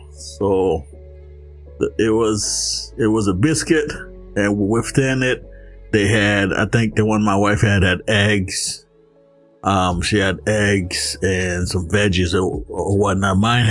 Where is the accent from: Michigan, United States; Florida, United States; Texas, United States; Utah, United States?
Florida, United States; moved away; I grew up in Florida.